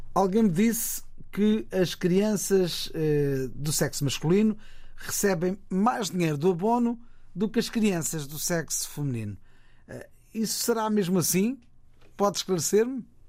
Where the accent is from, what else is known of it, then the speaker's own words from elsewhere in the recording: São Tomé & Príncipe; now in Portugal; sou natural de São Tomé e Príncipe